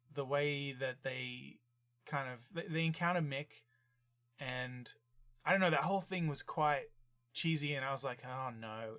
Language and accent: English; Australia; I'm from Australia